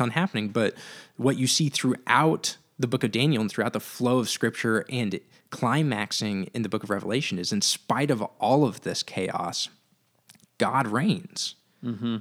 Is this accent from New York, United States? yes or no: no; Santa Cruz, California, United States; growing up in Santa Cruz, moving back to Santa Cruz